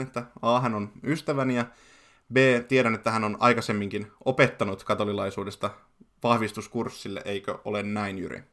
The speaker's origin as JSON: {"language": "Finnish", "town": "Forssa", "region": "Kanta-Häme", "country": "Finland", "tie": "born or raised there", "said": "kotikaupungistani Forssasta"}